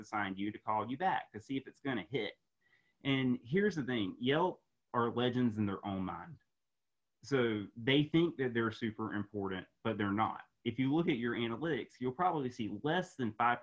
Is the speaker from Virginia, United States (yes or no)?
no; Raleigh, North Carolina, United States; here in my hometown, Raleigh, North Carolina